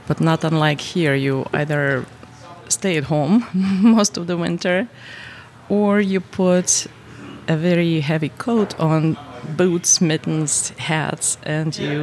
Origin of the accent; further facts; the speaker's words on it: Siberia, Russia; moved away as an adult; now in St. Louis, United States; I grew up in Russia, in Siberia, which is about 12 time zones away